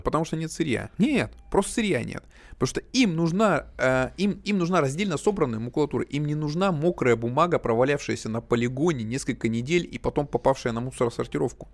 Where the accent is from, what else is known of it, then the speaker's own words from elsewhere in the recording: Chelyabinsk, Chelyabinsk Oblast, Russia; я челябинец